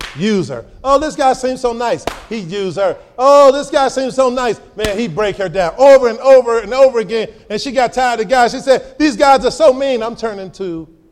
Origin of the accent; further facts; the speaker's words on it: Chicago, Illinois, United States; I grew up here in Chicago